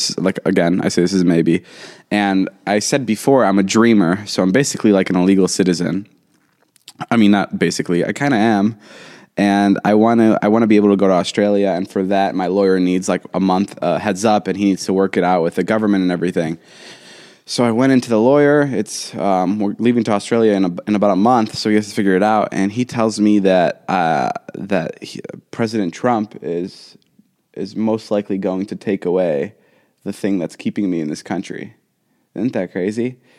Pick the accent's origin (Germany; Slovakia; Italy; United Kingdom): Slovakia; I'm from Slovakia.